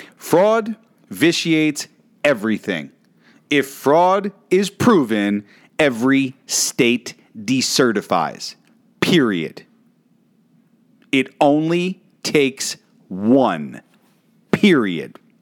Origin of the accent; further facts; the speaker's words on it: New York City, New York, United States; that is my home state, my hometown